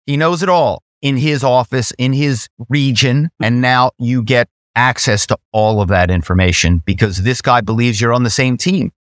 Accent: Philadelphia, Pennsylvania, United States; I'm from Philadelphia

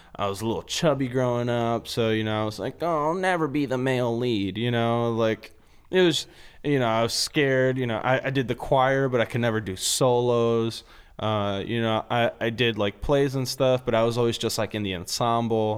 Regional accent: Los Angeles, California, United States; I'm from Los Angeles

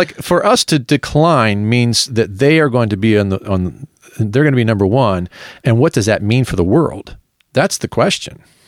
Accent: United States; being an American

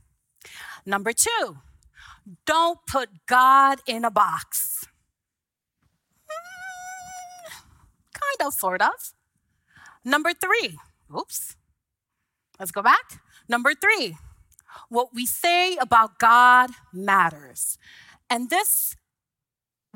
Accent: Haiti; moved away; I was an immigrant from Haiti

